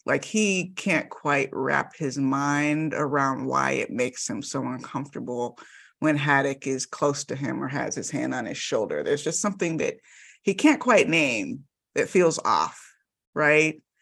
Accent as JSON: {"language": "English", "town": "Miami", "region": "Florida", "country": "United States", "tie": "born or raised there", "said": "I grew up in the Miami suburbs"}